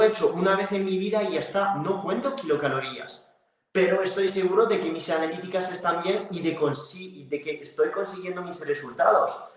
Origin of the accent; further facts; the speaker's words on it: France; Spanish is a second language; moved away; soy francés